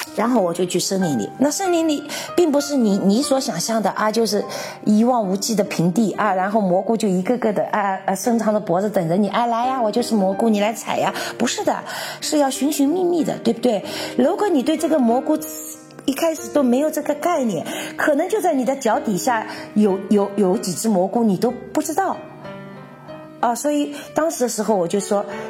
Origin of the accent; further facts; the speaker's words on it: China; now in Czech Republic; 所以说我们中国人就是离不开热水